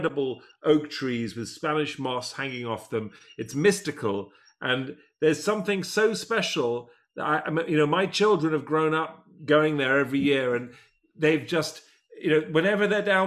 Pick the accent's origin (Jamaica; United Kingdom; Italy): United Kingdom; England; I'm an Englishman